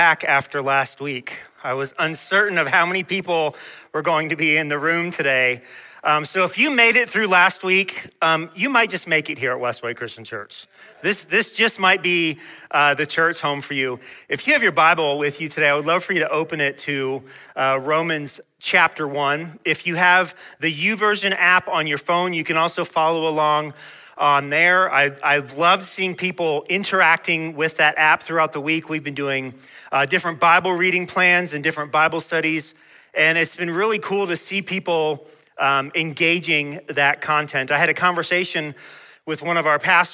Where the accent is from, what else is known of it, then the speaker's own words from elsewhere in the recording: Peachtree City, Georgia, United States; Where I was growing up in Georgia